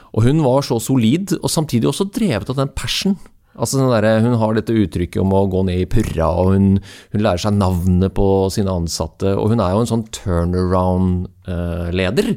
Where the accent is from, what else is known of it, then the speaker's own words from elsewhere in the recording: Norway; som nordmann